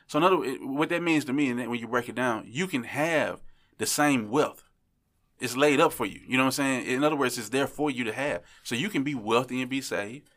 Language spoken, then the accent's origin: English; Memphis, Tennessee, United States; I'm from Memphis